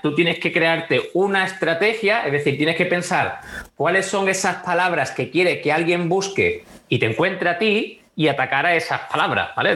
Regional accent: Huelva, Andalusia, Spain; also born or lived in America / Italy; soy de Huelva

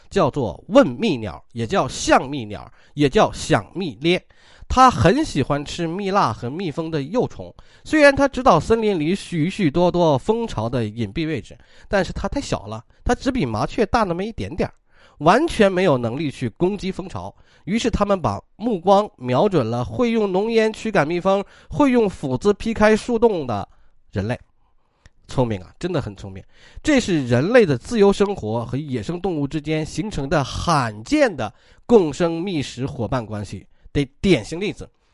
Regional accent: China; 我们中国人

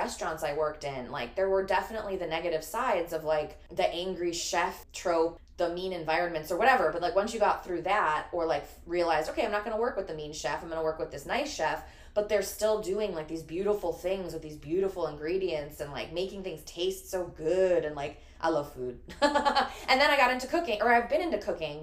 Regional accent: Chicago, Illinois, United States; I'm born and raised in Chicago

